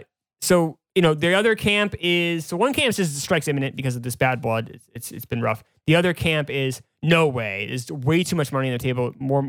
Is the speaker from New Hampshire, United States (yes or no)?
yes; New Hampshire, United States; now in New York, United States; growing up in New Hampshire